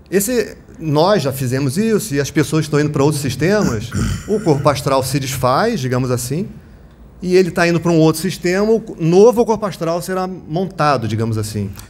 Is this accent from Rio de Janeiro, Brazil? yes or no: yes; Rio de Janeiro, Brazil; sou aqui do Rio. Do Rio de Janeiro.